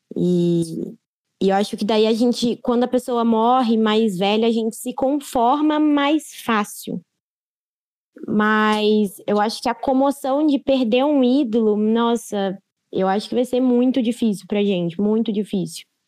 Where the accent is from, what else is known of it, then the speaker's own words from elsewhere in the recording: Brazil; eu sou brasileira